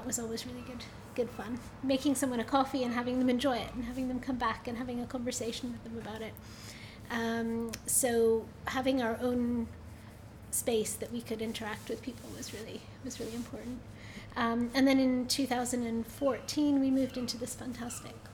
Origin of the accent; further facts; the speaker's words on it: United States; moved away; I grew up in the States